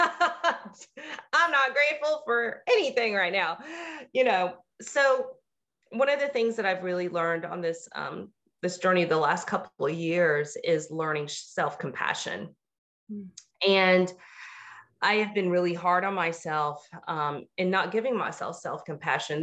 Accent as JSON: {"language": "English", "region": "the South", "country": "United States", "said": "I'm a girl from the South"}